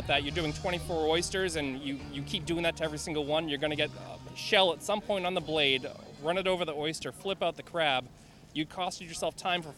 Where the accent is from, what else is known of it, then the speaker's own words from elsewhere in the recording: Boston, Massachusetts, United States; I'm from Boston, Massachusetts